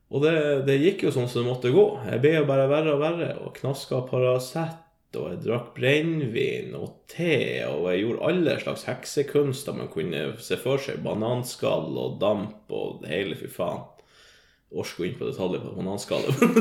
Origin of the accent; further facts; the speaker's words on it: Northern Norway, Norway; Jeg kommer fra Nord-Norge, og det er jo da rett gjennom Oslo.